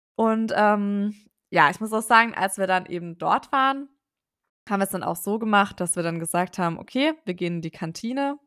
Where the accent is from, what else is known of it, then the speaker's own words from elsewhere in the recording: Ludwigsburg, Baden-Württemberg, Germany; moved away; ich komme eben ursprünglich aus der Ecke da von Ludwigsburg